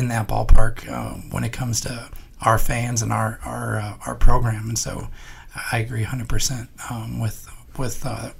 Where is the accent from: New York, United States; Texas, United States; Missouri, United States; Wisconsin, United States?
Missouri, United States; St. Louis; I had similar with growing up in St. Louis with the Cardinals, like Jack Buck was.